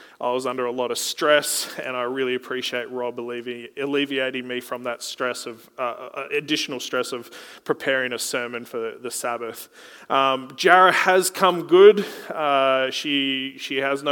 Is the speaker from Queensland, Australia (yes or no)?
yes; Gold Coast, Queensland, Australia; I was from the Gold Coast.